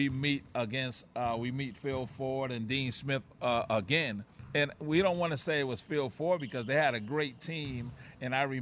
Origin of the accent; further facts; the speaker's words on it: Puerto Rico; born there; the people in Puerto Rico knew that I was born in Puerto Rico.